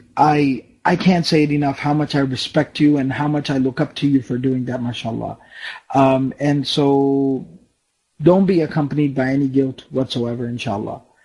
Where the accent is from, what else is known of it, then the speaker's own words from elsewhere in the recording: Dallas, Texas, United States; I was born here in Dallas, Texas. My parents are from Pakistan